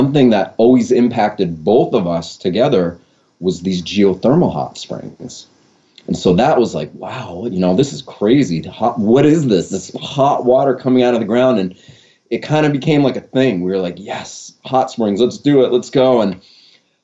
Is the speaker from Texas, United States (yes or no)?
no; Maine, United States; I was born and raised here in Maine